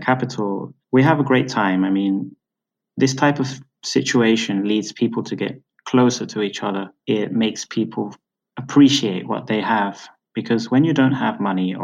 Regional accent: United Kingdom; moved away; also born or lived in Venezuela; I'm originally British. You may have noticed from my accent.

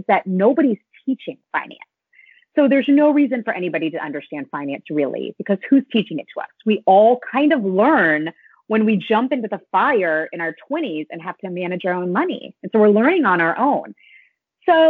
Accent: North Carolina, United States; now in Westchester, United States; I live in Westchester, New York. I'm from North Carolina

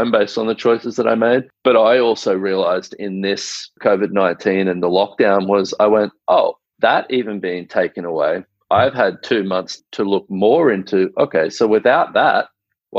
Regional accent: Australia

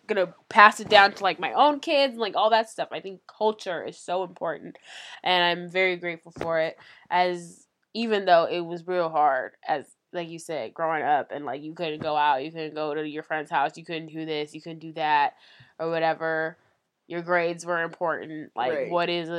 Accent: United States; I wasn't born here, but, like, I came here when I was 3 years old. So, I mean, it's pretty much my whole life. I'm 24 now.

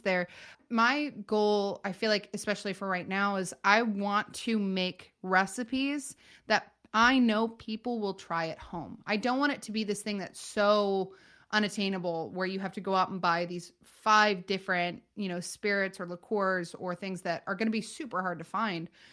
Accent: Northern California, United States; born and raised in Northern California

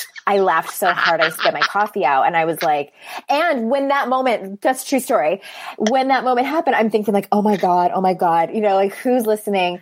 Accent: United States; being a cisgendered woman growing up in America

